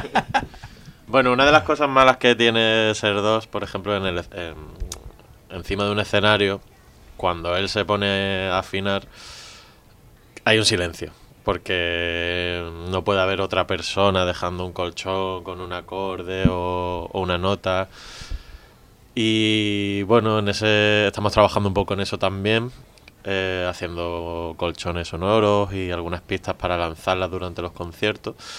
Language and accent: Spanish; Málaga, Andalusia, Spain; yo soy de Málaga